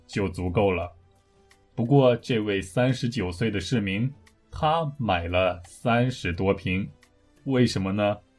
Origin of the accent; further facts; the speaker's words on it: Taiyuan, Shanxi, China; moved away; also born or lived in South Korea; 有听众在我的故乡吗？